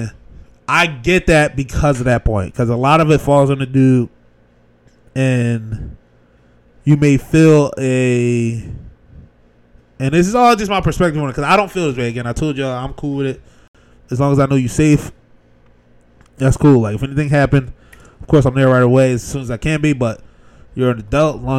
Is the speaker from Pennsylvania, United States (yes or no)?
yes; Philadelphia, Pennsylvania, United States; I'm from Philly